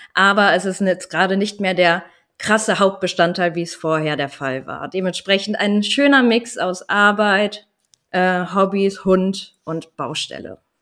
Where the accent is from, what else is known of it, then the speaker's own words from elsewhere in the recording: Landkreis Vechta, Lower Saxony, Germany; moved away as an adult; ich bin 28 Jahre alt und ich komme aus dem Landkreis Fechter